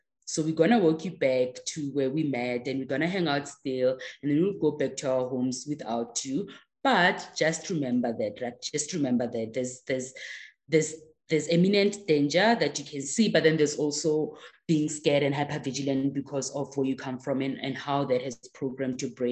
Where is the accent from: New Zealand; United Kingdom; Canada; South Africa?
South Africa; first language Tswana; English is a second language; I can sing along in that language. So definitely I must be South African